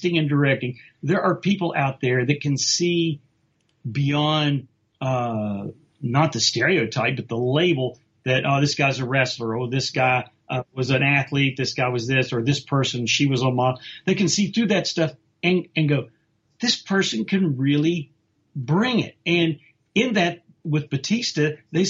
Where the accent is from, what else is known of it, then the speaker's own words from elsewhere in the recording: West Virginia, United States; I'm from West Virginia, which is the semi-South